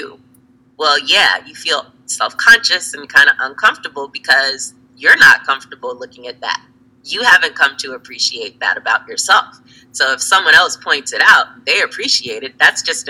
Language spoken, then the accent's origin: English; the South, United States; I grew up in the South